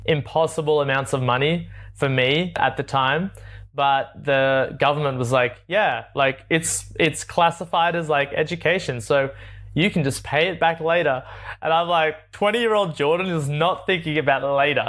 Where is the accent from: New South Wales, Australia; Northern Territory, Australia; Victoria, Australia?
New South Wales, Australia; Sydney; moved away as an adult; I grew up in Sydney, born in Sydney, Australia